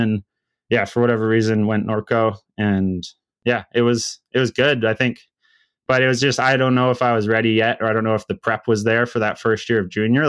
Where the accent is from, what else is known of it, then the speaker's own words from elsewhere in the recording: Sunshine Coast, outside of Vancouver, British Columbia, Canada; I grew up on like the Sunshine Coast. It's just kind of a little, it's a community outside of Seashell